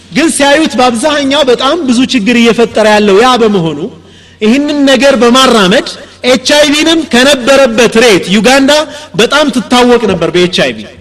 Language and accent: Amharic; Ethiopia